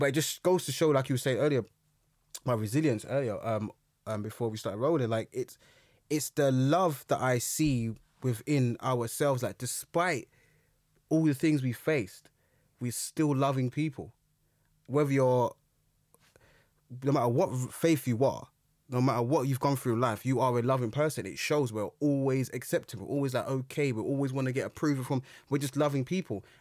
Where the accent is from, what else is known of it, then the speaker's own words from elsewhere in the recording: London, United Kingdom; when I grew up, I grew up in Brixton